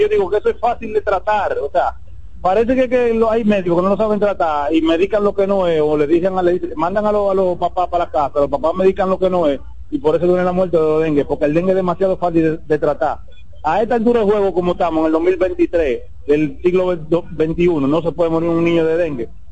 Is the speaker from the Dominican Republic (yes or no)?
yes; Dominican Republic; yo soy un dominicano de 48 años